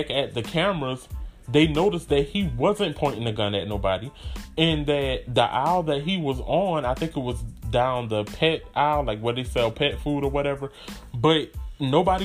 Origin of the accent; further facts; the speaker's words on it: United States; my hometown is like an hour and a half away from Charleston.